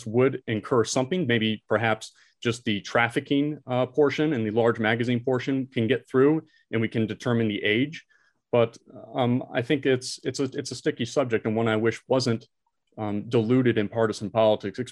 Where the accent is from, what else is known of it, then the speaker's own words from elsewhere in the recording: Orlando, Florida, United States; here in my hometown, where I'm currently living in Orlando